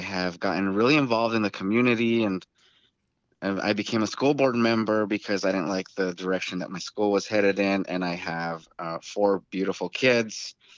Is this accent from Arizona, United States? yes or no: yes; Tucson, Arizona, United States; I was born and raised in Tucson, Arizona